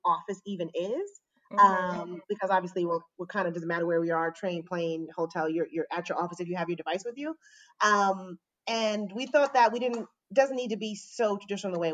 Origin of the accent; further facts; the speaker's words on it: New York, United States; also born or lived in Maryland; I mostly grew up in New York in Queens